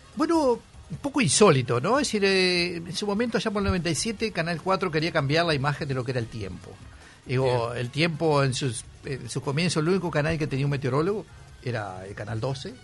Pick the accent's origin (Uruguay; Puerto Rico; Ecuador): Uruguay; Sarandí del Yí, Durazno; also born or lived in Buceo, Montevideo; now in Montevideo, Uruguay; yo soy de Sarandiel